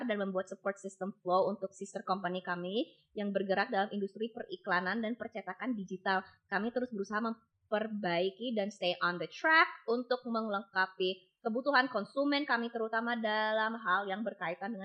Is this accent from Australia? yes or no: no; Indonesia; moved away; I'm from Indonesia. We don't have this where I'm from.